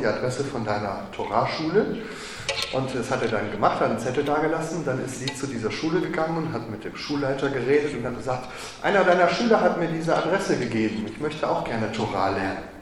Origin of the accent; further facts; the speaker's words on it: Waldeck / Marburg, Hesse, Germany; moved away as an adult; also born or lived in Jerusalem, Israel; in Waldeck und in Marburg und da, wo ich herkomme